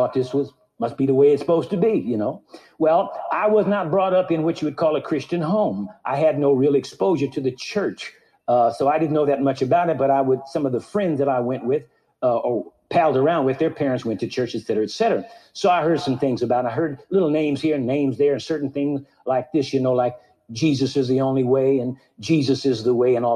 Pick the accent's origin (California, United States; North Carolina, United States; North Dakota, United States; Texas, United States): California, United States; Santa Monica; I was born in Santa Monica, California. I've lived in the Los Angeles area all my life.